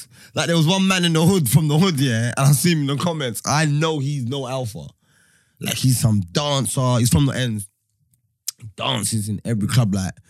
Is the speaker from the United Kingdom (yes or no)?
yes; United Kingdom; I'm not English. I'm British because I'm born here.